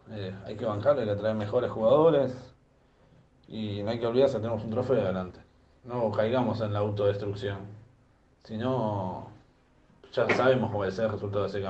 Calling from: Mendoza, Argentina; de Mendoza

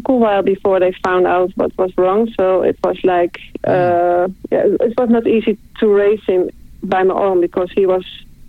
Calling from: Netherlands; I'm calling from the Netherlands.

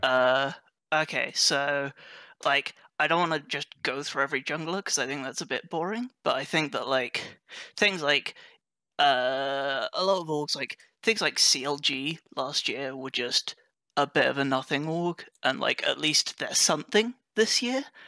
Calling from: Oxford, South East England, United Kingdom; I am calling from Oxford, England, United Kingdom

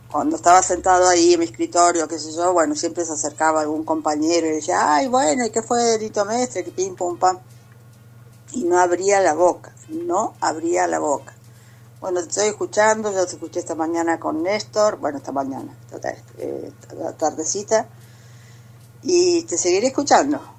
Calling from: Andino, Santa Fe, Argentina; Hola Flavio, ¿cómo estás? … de Andino.

